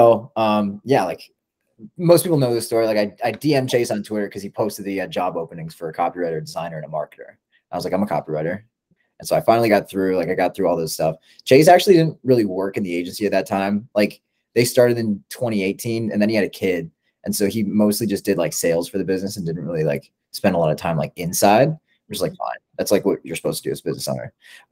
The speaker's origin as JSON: {"language": "English", "country": "Canada", "said": "I'm Canadian."}